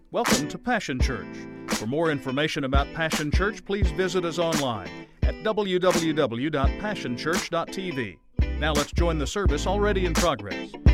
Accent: Dallas, Texas, United States; I grew up in Dallas, so South Dallas and Oak Cliff

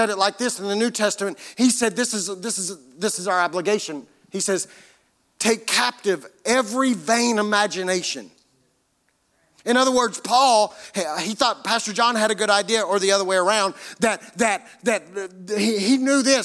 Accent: United States; as Americans

